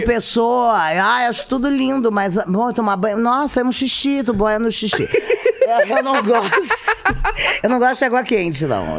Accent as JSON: {"language": "Portuguese", "town": "Rio Grande", "region": "Rio Grande do Sul", "country": "Brazil", "tie": "born or raised there", "moved": "yes", "said": "nasci na cidade de Rio Grande, no Rio Grande do Sul"}